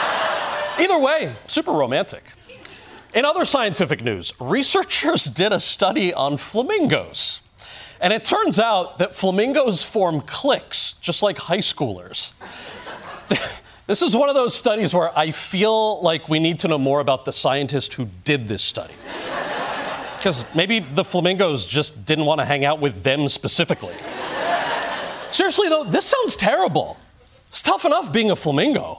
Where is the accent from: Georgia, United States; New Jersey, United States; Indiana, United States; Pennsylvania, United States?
New Jersey, United States; my home state of New Jersey.